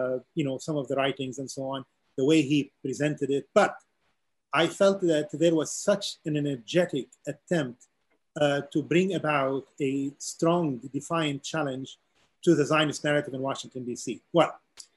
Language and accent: English; Beirut, Beirut Governorate, Lebanon; moved away as an adult; also born or lived in Tyre, Lebanon; now in United States; I am originally from the southern city of Tyre, even though I grew up in Beirut.